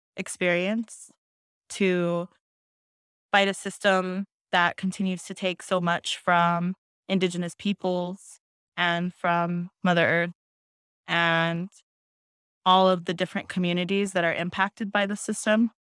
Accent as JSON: {"language": "English", "area": "Black Mesa", "region": "Arizona", "country": "United States", "said": "I am from the Navajo Nation. Um, I'm Diné. and Mesclero Apache from the Black Mesa region"}